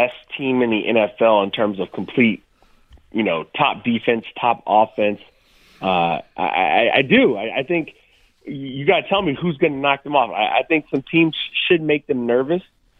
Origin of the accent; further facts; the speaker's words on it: the South, United States; also born or lived in Pittsburgh / Cincinnati / Sacramento / Philadelphia; Obviously, I'm from the South.